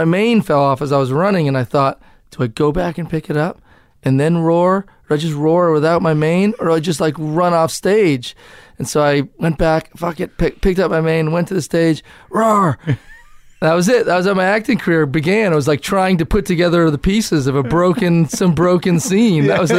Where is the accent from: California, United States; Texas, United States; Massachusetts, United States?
Massachusetts, United States; Cambridge; I grew up in Cambridge.